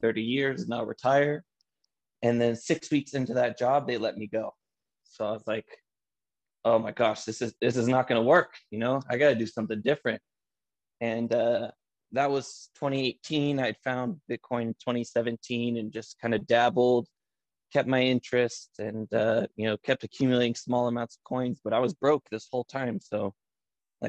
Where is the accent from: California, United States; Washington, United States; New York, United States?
California, United States; Antioch; I grew up in a little city called Antioch, California. It's in the East San Francisco Bay Area